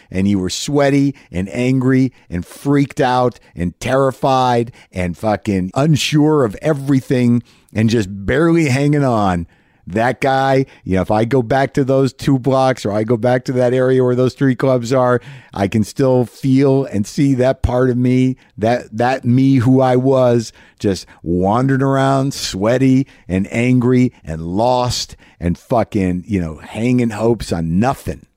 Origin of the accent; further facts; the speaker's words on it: New Mexico, United States; I grew up in New Mexico